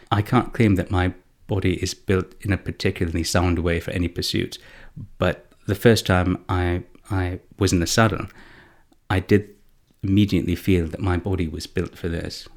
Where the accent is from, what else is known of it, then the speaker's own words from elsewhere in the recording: Canada; I'm Canadian, I, and I studied at secondary school in Canada